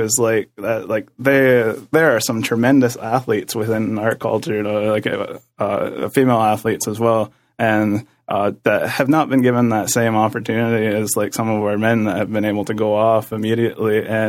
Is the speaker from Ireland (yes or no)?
no; Six Nations, Ontario, Canada